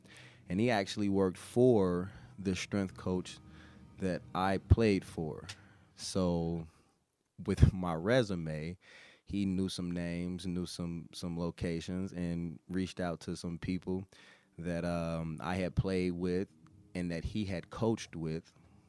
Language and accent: English; Cincinnati, Ohio, United States; I'm originally from Cincinnati.